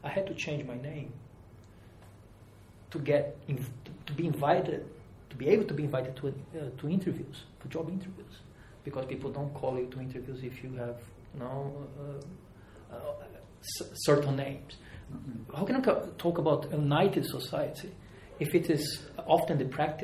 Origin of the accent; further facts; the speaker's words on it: Rio de Janeiro, Brazil; moved away; also born or lived in Europe; I've been here for many years, but I'm from Rio de Janeiro.